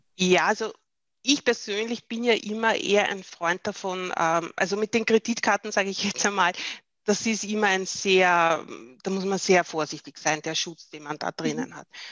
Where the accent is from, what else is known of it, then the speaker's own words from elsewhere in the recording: Austria; bei uns in Österreich